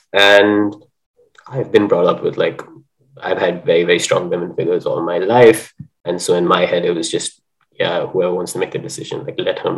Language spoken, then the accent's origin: English; India; I'm not living in India any longer. So even though I am Indian, I'm feeling a little bit like a mongrel.